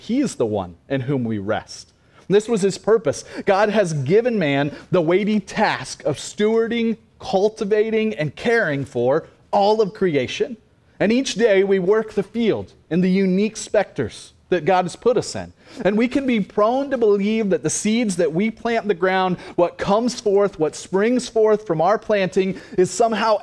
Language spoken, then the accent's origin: English; Cassville, Missouri, United States; also born or lived in Oklahoma; I graduated from Cassville High School